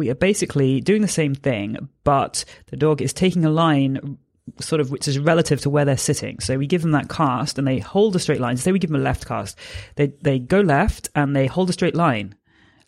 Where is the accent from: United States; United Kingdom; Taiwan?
United Kingdom; I'm a British force-free gundog trainer